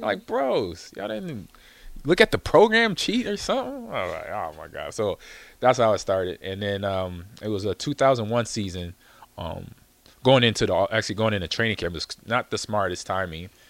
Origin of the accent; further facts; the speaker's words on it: California, United States; growing up in California